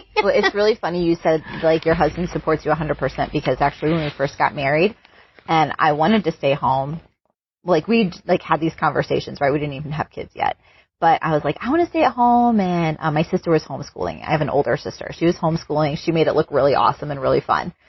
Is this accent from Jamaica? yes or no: no; United States; moved away as an adult; also born or lived in Singapore; being an American